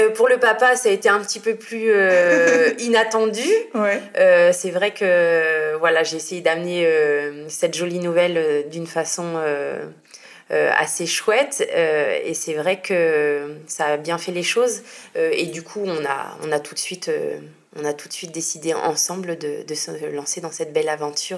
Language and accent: French; Normandy, France; moved away as an adult; now in Marseille, France; J'habite à Marseille, mais je suis normande à la base.